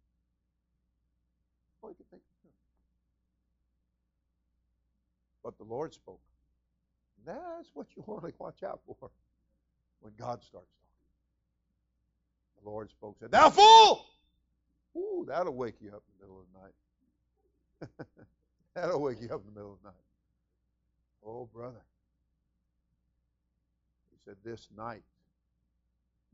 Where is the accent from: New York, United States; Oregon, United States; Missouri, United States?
New York, United States; moved away as an adult; now in Florida, United States; we came from New York, and we were both born and raised there, and until we were 18, I came down at 18